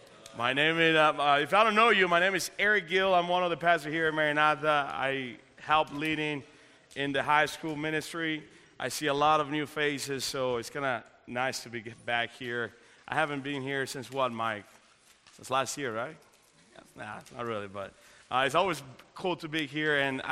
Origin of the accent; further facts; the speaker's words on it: Dominican Republic; now in United States; If you didn't know this, I am originally from the Dominican Republic.